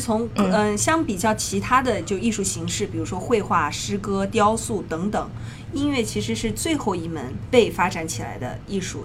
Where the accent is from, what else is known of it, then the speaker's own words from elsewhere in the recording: Shenzhen, Guangdong, China; now in New York, United States; 国内，我一直是在 哦 深深圳啊，对， 哦 学的琴